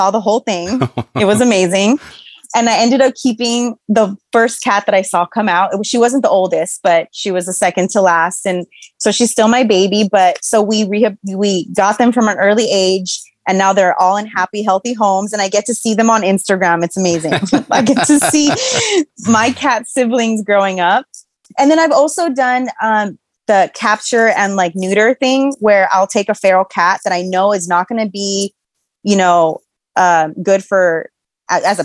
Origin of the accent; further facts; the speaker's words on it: Los Angeles, California, United States; I'm from Los Angeles